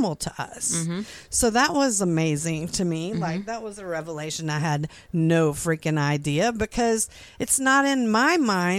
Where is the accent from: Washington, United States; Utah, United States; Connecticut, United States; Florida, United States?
Florida, United States; because when we moved here from Florida, we lived here for like a year in 2000, and for the first time ever my kids rode a bus to school